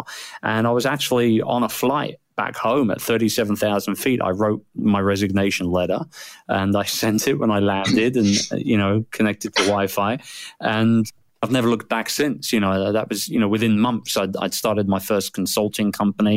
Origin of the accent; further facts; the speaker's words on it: United Kingdom; I'm a Brit, and which is why I sound strange